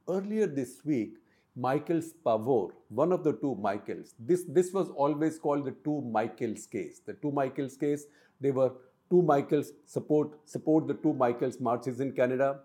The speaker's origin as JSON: {"language": "English", "country": "India", "said": "I am from India"}